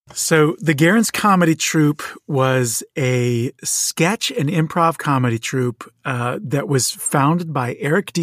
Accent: Moorestown, New Jersey, United States; moved away as an adult; also born or lived in Chicago / Provo, Utah / Portugal; now in Los Angeles, United States; I was born in Chicago. I moved v, very young to Moorstown, New Jersey, and grew up there and lived in New Jersey, uh, southern New Jersey, very close to Philadelphia

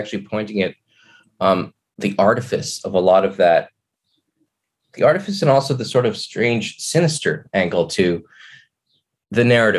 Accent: Kelowna, British Columbia, Canada; I grew up in Kelowna, which was, especially then, not at all diverse

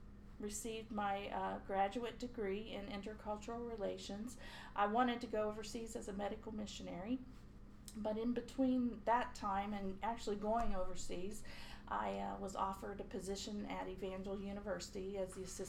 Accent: Kellytown, West Virginia, United States; now in Gaston County, United States; I grew up in Kellytown, West Virginia, and it's a little outside of Fairmont, home of Mary Lou Retton. Mm. And so I went to, I'm a coal miner's daughter.

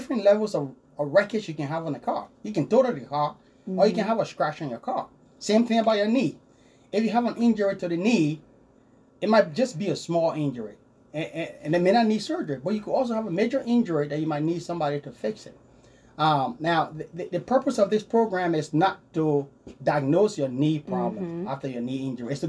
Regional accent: Liberia; also born or lived in Wichita, United States; now in United States; as you can hear my accent, I grew up in a small town in West Africa, a small country called Liberia. That's where I grew up.

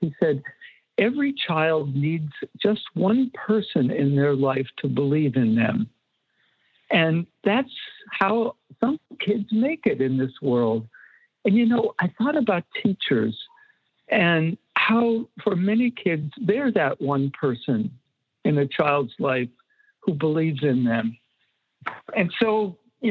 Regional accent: Erie, Pennsylvania, United States; moved away; I went back to my hometown, Erie, Pennsylvania

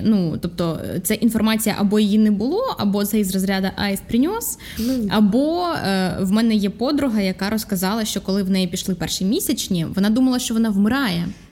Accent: Vinnytsia, Vinnytsia Oblast, Ukraine; now in Kyiv, Ukraine; я із міста Вінниця

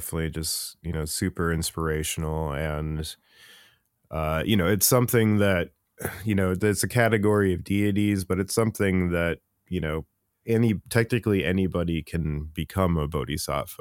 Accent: United States; being an American Buddhist

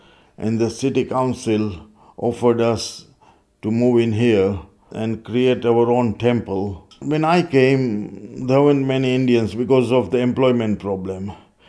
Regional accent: Kenya; now in Peterborough, United Kingdom; I have been an immigrant in Peterborough since 1962. I come from Kenya.

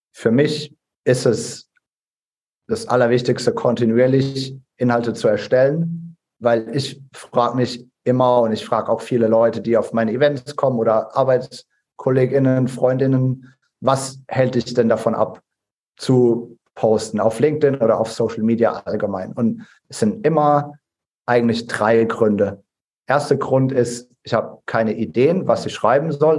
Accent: Ladenburg, Baden-Württemberg, Germany; aus meiner Heimatstadt Ladenburg

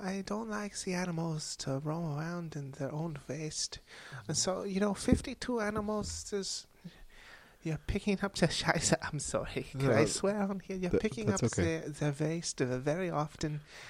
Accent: Germany; And growing up in Germany in a poor household, I was not always lucky enough to have a pet.

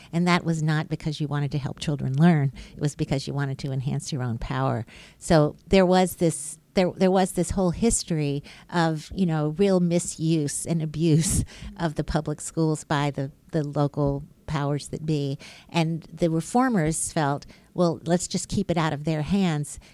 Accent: Birmingham, Alabama, United States; I was born and raised in Birmingham, Alabama

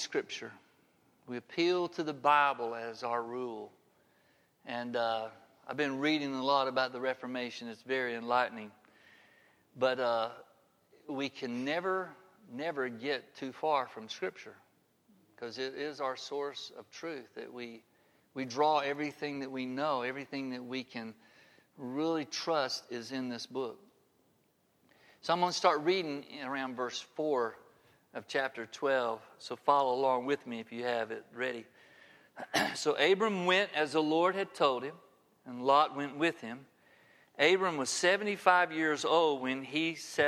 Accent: Harpersville, Alabama, United States; I grew up in Harpersville, Alabama

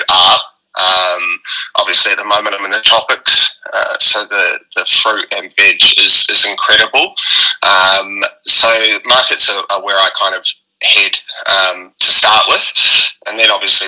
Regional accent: New Plymouth, Taranaki, New Zealand; accent: New Zealand; I was born in New Plymouth, so North Island, West Coast

